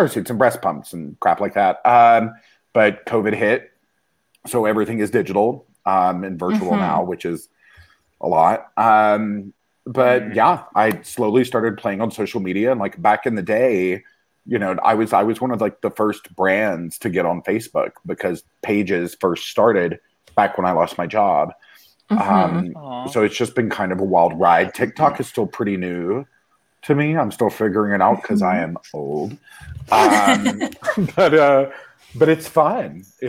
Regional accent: the South, United States; I grew up in the South, and I'm fully gay and like came out when I was 21.

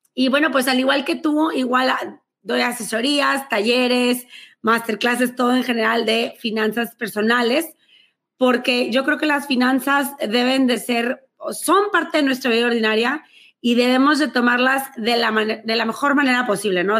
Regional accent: Monterrey, Nuevo León, Mexico; accent: regia; soy de Monterrey, México

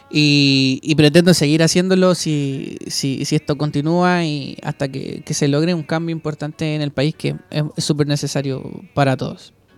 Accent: Maipú, Santiago Metropolitan Region, Chile; vengo de la comuna de Maipú

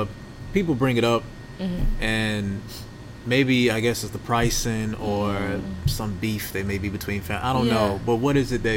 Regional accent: Thomson, Georgia, United States; I grew up in Thompson.

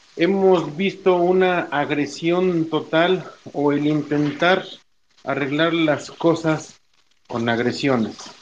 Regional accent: Tlaxcala, Mexico; aquí en mi, en mi tierra

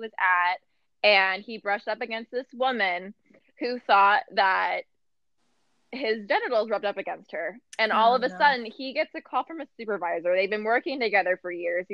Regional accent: Santa Clarita, California, United States; now in Austin, United States; I was born and raised outside of Los Angeles in a city called Santa Clarita.

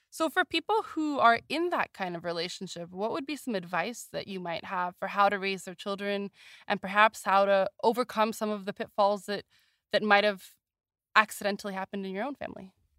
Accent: United States; as an American

